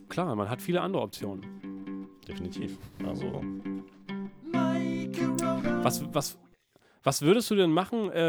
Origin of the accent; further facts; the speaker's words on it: Berlin, Germany; Ich komme aus Berlin.